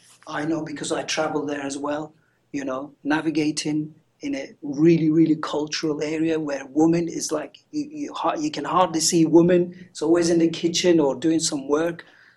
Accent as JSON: {"language": "English", "region": "Van", "country": "Turkey", "said": "I'm actually from Van. My mom is from Van, and my dad is from Ahmet, which is Diyarbakir."}